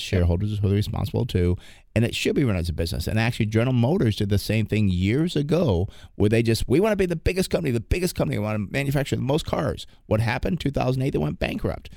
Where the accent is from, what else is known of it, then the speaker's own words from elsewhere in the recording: East Coast, United States; moved away; I'm from back east